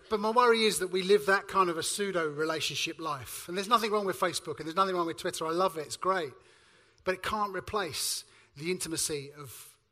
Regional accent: Suffolk, East of England, United Kingdom; I come from Suffolk

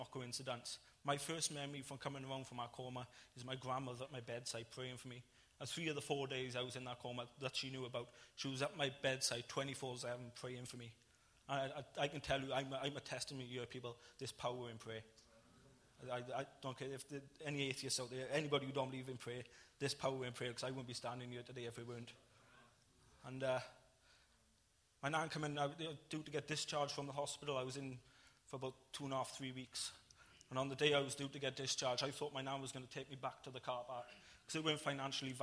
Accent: Ebbw Vale, Wales, United Kingdom; I went back to my hometown, to Ebbw Vale

